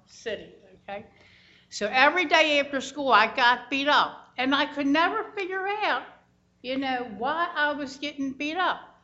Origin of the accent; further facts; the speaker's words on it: Baltimore, Maryland, United States; also born or lived in Idaho; I came to Baltimore in 1951 and I went to public schools all my life.